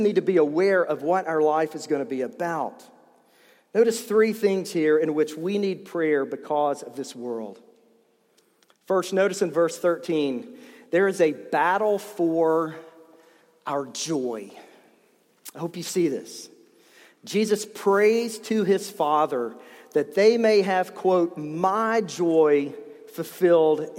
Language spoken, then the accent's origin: English; East Tennessee, United States; I grew up in East Tennessee